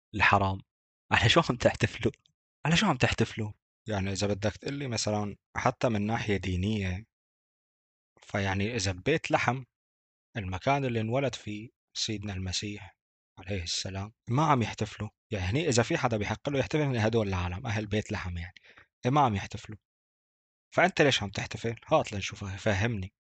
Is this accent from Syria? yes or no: yes; Deir ez-Zor, Deir ez-Zor Governorate, Syria; عندنا في دير الزور